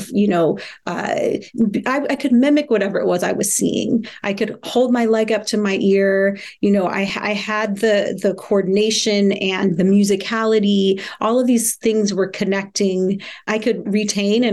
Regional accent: Kansas City, Missouri, United States; I was born in Kansas City, Missouri.

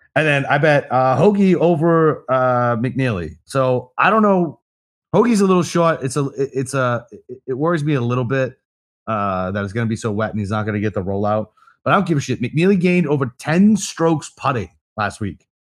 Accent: United States; I'm fucking American

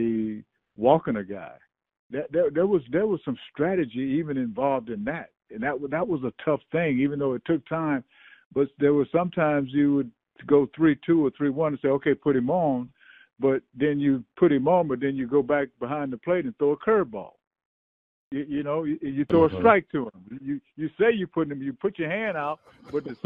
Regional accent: the South, United States; I'm from the South

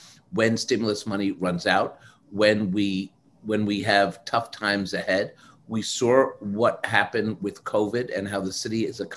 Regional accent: New York City, New York, United States; as a New Yorker

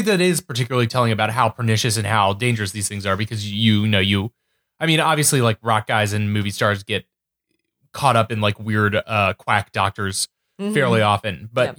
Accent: New England, United States; I'm from New England.

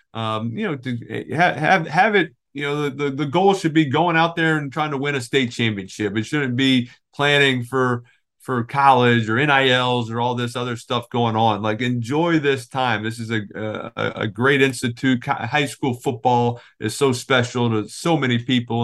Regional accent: New Orleans, Louisiana, United States; moved away as an adult; now in New Jersey, United States; growing up in New Orleans

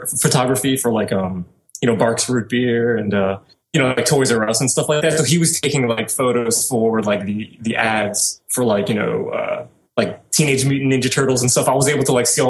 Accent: New Orleans, Louisiana, United States; I was born and raised in New Orleans, Louisiana

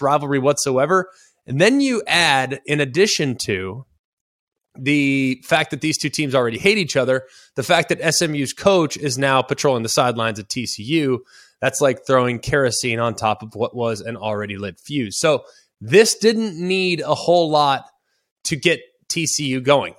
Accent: Dallas, Texas, United States; I'm from Dallas

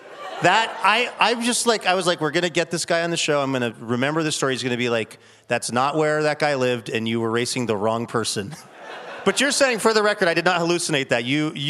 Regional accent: Seattle, Washington, United States; I grew up in Seattle. I grew up on 77th Avenue, right by Aurora, where the Chubby and Tubby was.

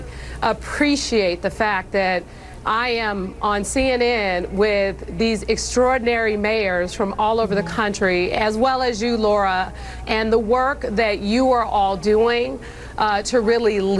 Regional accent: San Francisco, California, United States; I grew up in San Francisco in poverty, raised by my grandmother.

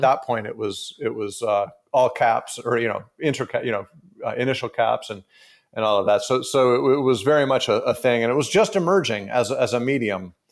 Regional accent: San Francisco, California, United States; born and raised in San Francisco

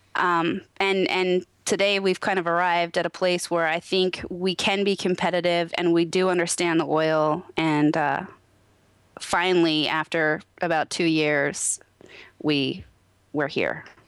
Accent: Naches, Washington, United States; now in Moxee, United States; I grew up in Natchez, Washington

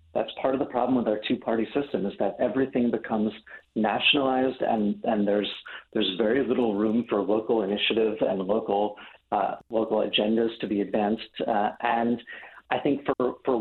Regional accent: New York, United States; I'm from New York

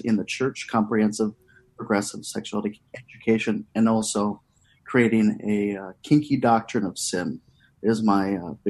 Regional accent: Minneapolis, Minnesota, United States; I'm from Minneapolis, Minnesota.

